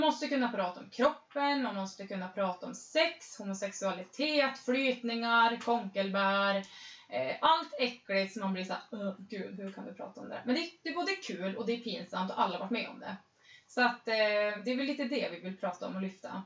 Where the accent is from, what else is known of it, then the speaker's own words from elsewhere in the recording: Östersund, Jämtland, Sweden; moved away; är ju från Östersund, Frösön.